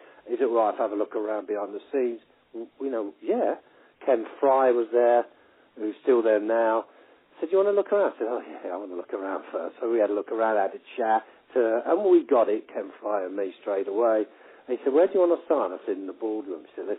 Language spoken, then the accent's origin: English; London, United Kingdom; I'm a Londoner